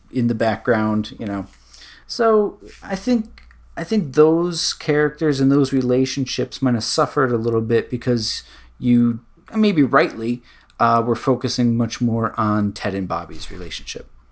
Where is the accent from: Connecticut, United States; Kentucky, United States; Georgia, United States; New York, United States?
Connecticut, United States; I'm from Connecticut